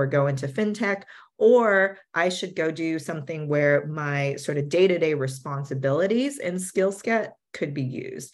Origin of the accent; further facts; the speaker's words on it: Silicon Valley, California, United States; I grew up in Silicon Valley